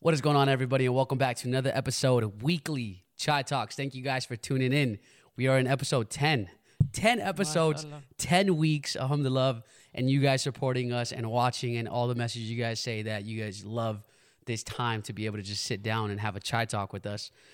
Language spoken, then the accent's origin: English; United States; I grew up in America